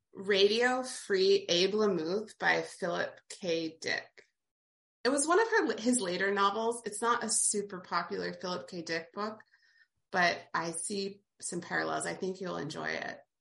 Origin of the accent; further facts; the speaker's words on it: Appalachia, United States; I grew up in rural Appalachia myself.